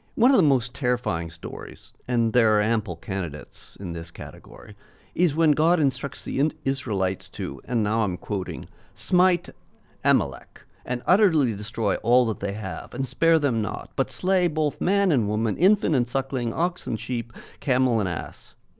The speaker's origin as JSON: {"language": "English", "country": "United States", "tie": "born or raised there", "said": "growing up in the States"}